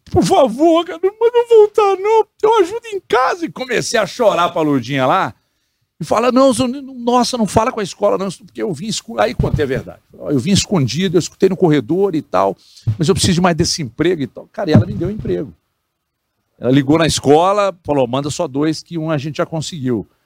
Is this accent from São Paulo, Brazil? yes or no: no; Divinópolis, Minas Gerais, Brazil; also born or lived in Belo Horizonte; nasci em Divinópolis, nasci em Divinópolis, bairro Porto Velho, e aí depois Pombal, né? Porto Velho até, até sete, oito anos, depois Pombal